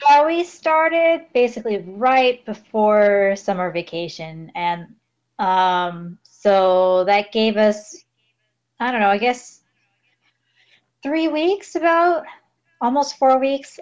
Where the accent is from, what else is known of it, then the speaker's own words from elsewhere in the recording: Los Angeles, California, United States; moved away as an adult; now in Yurihonjo, Japan; I come from Los Angeles in California